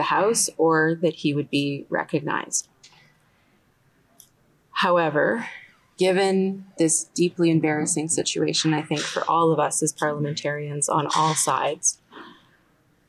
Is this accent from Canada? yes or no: yes; Canada; as a Canadian of Jewish origin